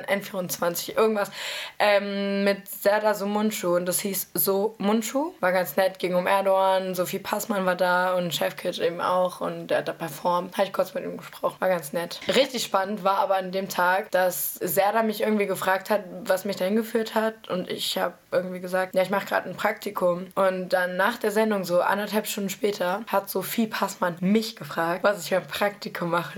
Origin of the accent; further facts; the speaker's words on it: Nordheim, Germany; now in Berlin, Germany; aus Nordheim, wo ich herkomme